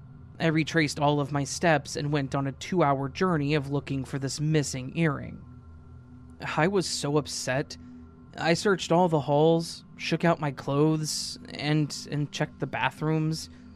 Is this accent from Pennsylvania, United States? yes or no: no; Michigan, United States; At this time, I was finishing up my 12th grade year and an adult education that is located in my hometown, which is in Michigan.